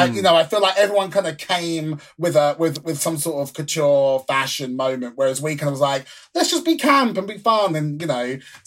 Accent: London, United Kingdom; I'm from London. That's what we call cigarettes, fags.

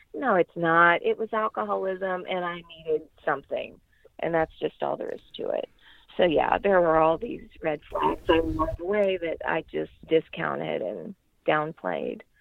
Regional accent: Lafayette, Louisiana, United States; I am from Lafayette, Louisiana, and I'm 49 years old.

